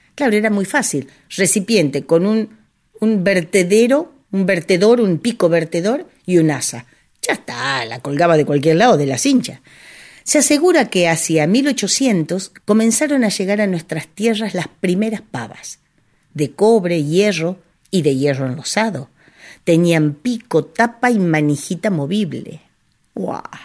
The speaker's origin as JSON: {"language": "Spanish", "town": "Cañuelas", "region": "Buenos Aires Province", "country": "Argentina", "said": "en mi pueblo en Cañuelas"}